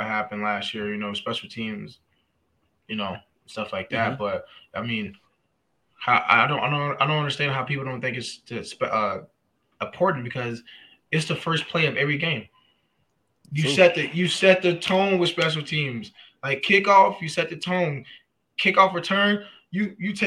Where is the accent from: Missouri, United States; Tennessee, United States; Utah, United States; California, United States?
Tennessee, United States; Nashville; moved away as an adult; now in Buffalo, United States; I'm from Nashville. I'm a country boy